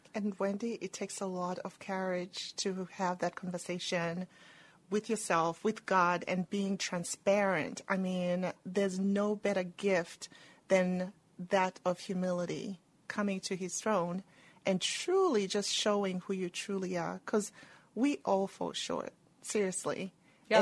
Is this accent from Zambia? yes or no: yes; Zambia; moved away as an adult; also born or lived in England; now in United States; I was born and raised in Zambia